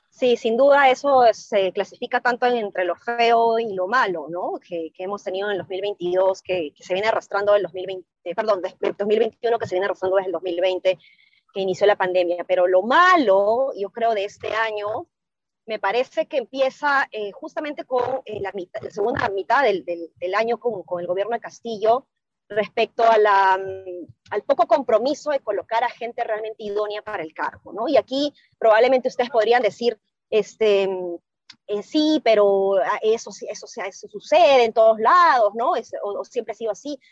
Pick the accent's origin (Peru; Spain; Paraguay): Peru; nosotros como peruanos